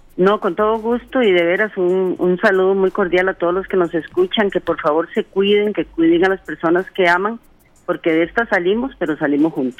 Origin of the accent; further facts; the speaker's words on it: Costa Rica; nosotros como costarricenses